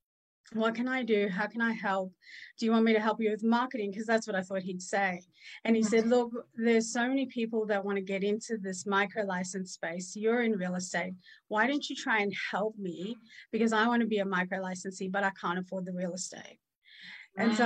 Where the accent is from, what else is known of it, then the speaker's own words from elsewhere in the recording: South Africa; moved away; also born or lived in Australia; I was born in apartheid South Africa. So my mom was very fair and my dad was colored. And we lived in a legalized racist system